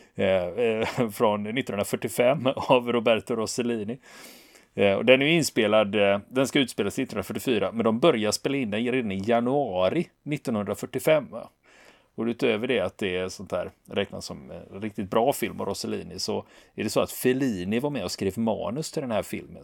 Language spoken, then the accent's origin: Swedish; Sweden; vi svenskar